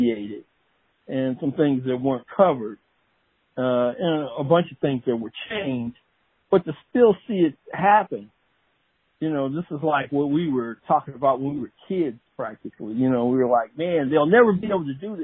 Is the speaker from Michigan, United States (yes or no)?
yes; Detroit, Michigan, United States; I grew up in Detroit, Michigan.